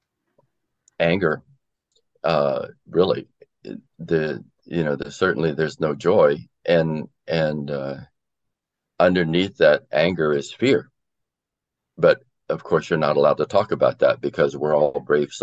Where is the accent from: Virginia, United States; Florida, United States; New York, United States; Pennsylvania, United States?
Florida, United States; I grew up in Florida, where I was in high school during the Cuban Missile Crisis.